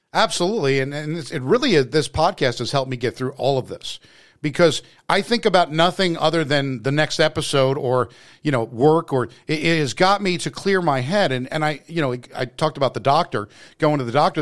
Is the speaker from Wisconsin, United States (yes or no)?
no; New Jersey, United States; I'm from Jersey